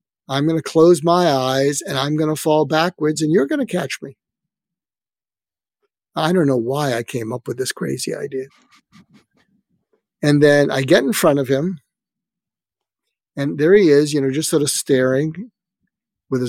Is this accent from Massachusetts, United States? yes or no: yes; Boston, Massachusetts, United States; moved away as an adult; also born or lived in Berkeley, California / Topeka, Kansas; I grew up in Boston, and I went to college in Berkeley, California, and I was going back to medical school in Boston